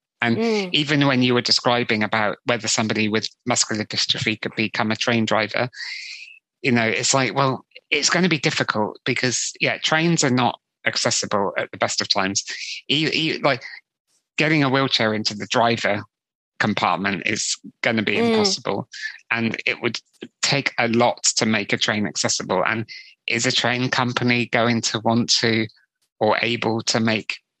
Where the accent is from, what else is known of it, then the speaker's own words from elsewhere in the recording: West Country near Glastonbury, South West England, United Kingdom; I grew up in the West Country near Glastonbury